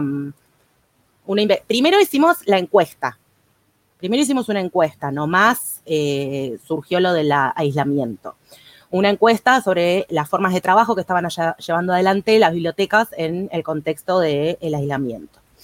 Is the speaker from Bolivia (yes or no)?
no; Argentina; como somos acá los argentinos